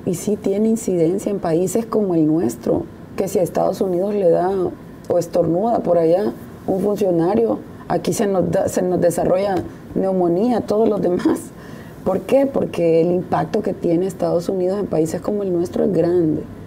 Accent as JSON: {"language": "Spanish", "country": "El Salvador", "said": "como salvadoreña, como funcionaria"}